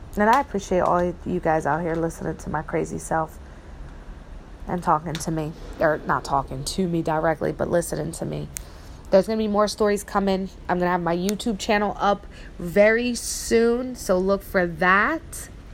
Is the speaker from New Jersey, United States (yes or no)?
yes; New Jersey, United States; moved away; where I grew up in Jersey